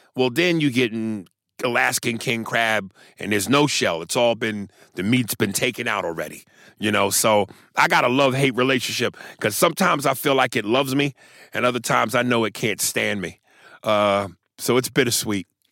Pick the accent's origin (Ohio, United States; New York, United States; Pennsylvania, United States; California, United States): New York, United States; I'm from New York